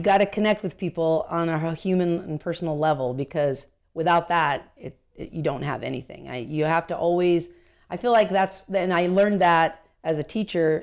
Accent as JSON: {"language": "English", "town": "Anaheim", "region": "California", "country": "United States", "tie": "born or raised there", "said": "I was born and raised in Anaheim"}